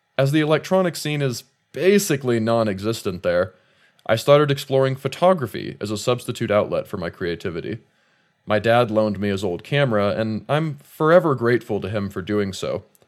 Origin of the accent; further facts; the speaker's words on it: Shafter, California, United States; moved away as an adult; also born or lived in Bakersfield, California; now in South Lake Tahoe, United States; I was born in Bakersfield, California, and I spent the bulk of my adolescence in Shafter, a small farming town about twenty miles northwest of the city